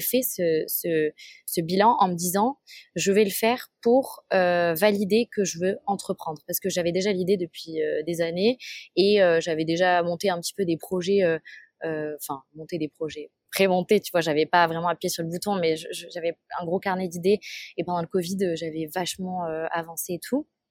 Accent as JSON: {"language": "French", "town": "Toulouse", "region": "Occitania", "country": "France", "tie": "born or raised there", "said": "j'ai grandi à Toulouse"}